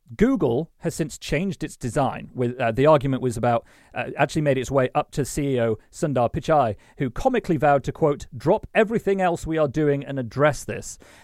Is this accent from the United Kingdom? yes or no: yes; Sheffield, Yorkshire and the Humber, United Kingdom; I was born in Sheffield, so it's a great opportunity to talk about the place I was born.